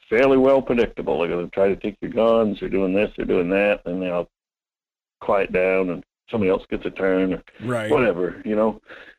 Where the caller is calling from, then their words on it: Homer, Alaska, United States; Hey, Mike, … from Homer.